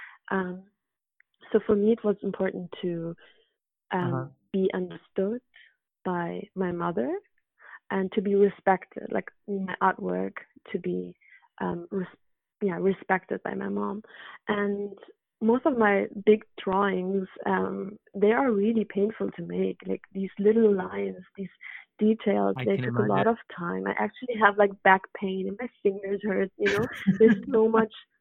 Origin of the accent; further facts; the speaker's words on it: Hamburg, Germany; also born or lived in Afghanistan / London; now in Berlin, Germany; in Hamburg, in my hometown where I grew up.